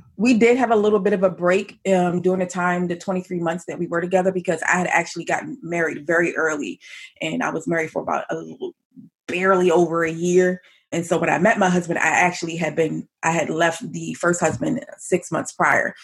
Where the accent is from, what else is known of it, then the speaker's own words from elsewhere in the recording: Elkridge, Maryland, United States; I grew up in a town called Howard County. Actually, it's called Elk Ridge, but it's in Howard County, Maryland.